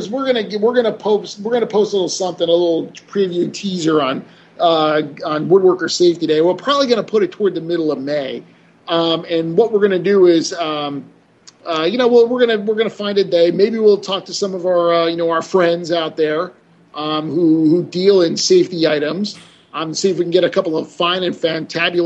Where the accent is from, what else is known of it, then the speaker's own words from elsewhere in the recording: New Jersey, United States; I'm from New Jersey.